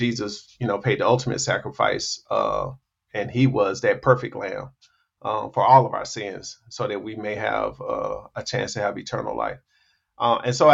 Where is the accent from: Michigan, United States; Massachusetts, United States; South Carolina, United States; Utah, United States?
South Carolina, United States; moved away as an adult; I'm from South Carolina, but I've never been close to family because I left home at the age of 18